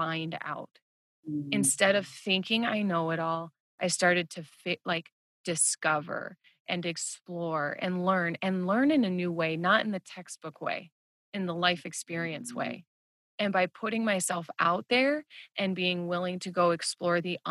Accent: Midwest, United States; growing up in the Midwest

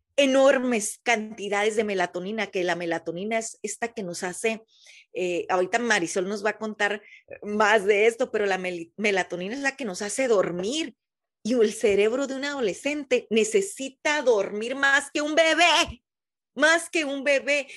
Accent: Mexicali, Baja California, Mexico; de donde yo soy, Mexicali, Baja California

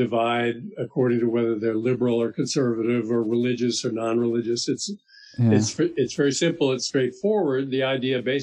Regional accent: Miami, Florida, United States; moved away; I grew up in Miami, Florida

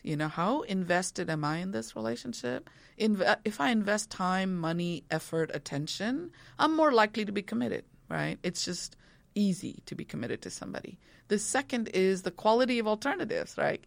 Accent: India; moved away; growing up in India

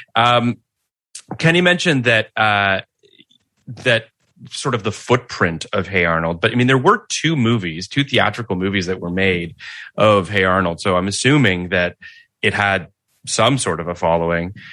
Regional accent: Canada; I grew up in Canada.

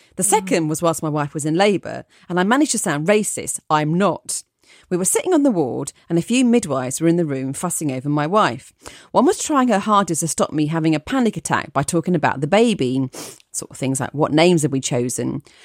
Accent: Essex, East of England, United Kingdom; accent: Essex; I'm from Essex, so I can do an okay Essex accent

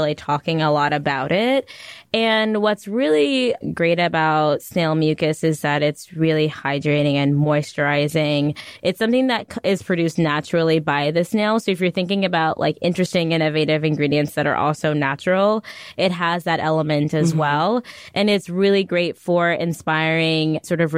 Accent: Westchester, New York, United States; also born or lived in Antwerp, Belgium; I grew up actually in Westchester

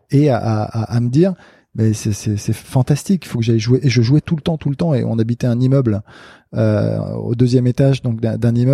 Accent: Casablanca, Casablanca-Settat, Morocco; le club dans lequel j'ai grandi au CAF à Casablanca

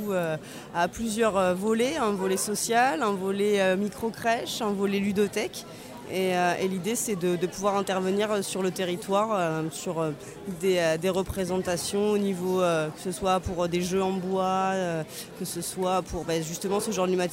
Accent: Bordeaux, Nouvelle-Aquitaine, France; Alors, moi, je suis éducatrice de jeunes enfants et je viens de Bordeaux.

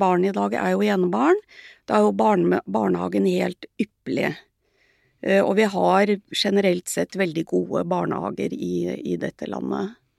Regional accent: Sandefjord, Vestfold, Norway; jeg vokste opp i Sandfjord på 50-tallet

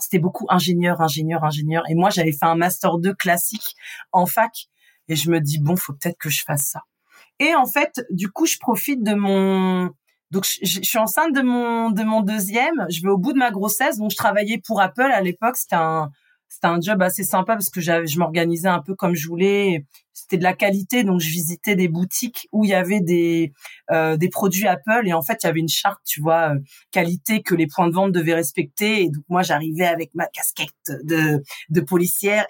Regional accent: Rouen, Normandy, France; J'ai grandi euh, en Normandie, donc dans l'agglomération rouennaise. Je suis une vraie rouennaise

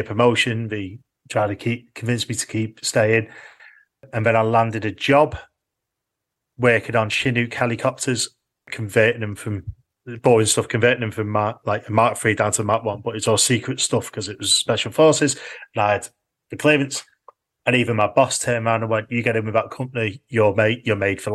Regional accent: Orrell/Orton, North West England, United Kingdom; born or raised there; moved away as an adult; also born or lived in Manchester

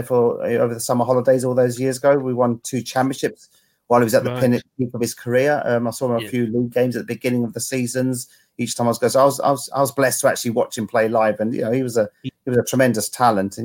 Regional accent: London, United Kingdom; was brought up literally between the two grounds, 10 minutes walk between Fulham Stadium and 10 minututes away from Stamford Bridge.

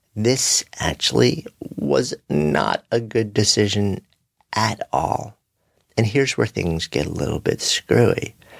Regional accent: New York City, New York, United States

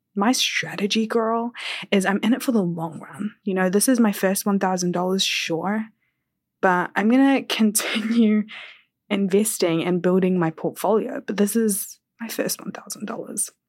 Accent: Kerala, India; I'm South Indian, I'm Malayali, I'm from Kerala

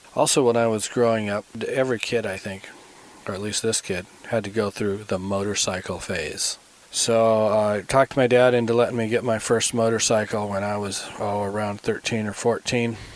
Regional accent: Phoenix, Arizona, United States; moved away as an adult; now in Montana, United States; I grew up in Phoenix. I was born there, went all through kindergarten, grade school, and high school there.

